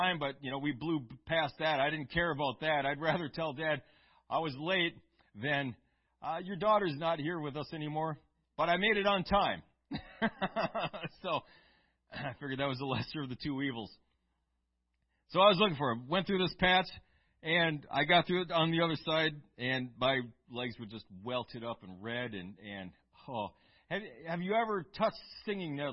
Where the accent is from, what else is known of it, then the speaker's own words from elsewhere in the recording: Eau Claire, Wisconsin, United States; We grew up in Eau Claire